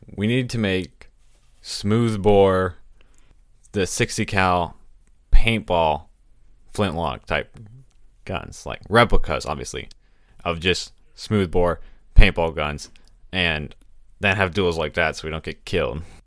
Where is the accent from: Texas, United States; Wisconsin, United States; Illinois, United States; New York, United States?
Texas, United States; I'm from Texas